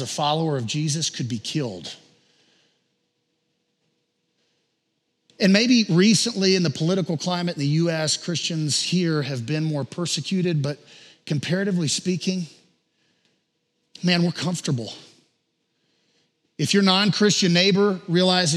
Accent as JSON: {"language": "English", "region": "the South", "country": "United States", "said": "I'm from the South"}